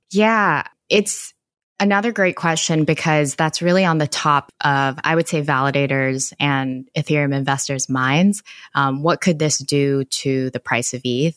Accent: Canada; moved away; back in Canada, I am Canadian

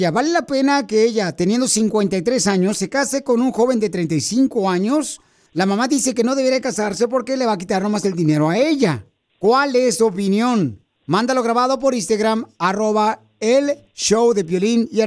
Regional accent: Michoacán, Mexico; now in United States; Porque qué venimos de Michoacán a Estados Unidos. A triunfar, claro que sí.

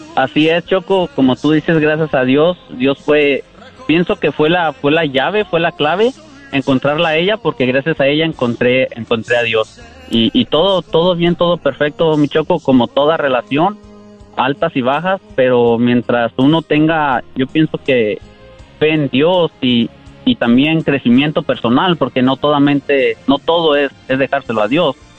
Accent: Michoacán, Mexico; now in Santa Rosa, United States; Ya le dije de Michoacán

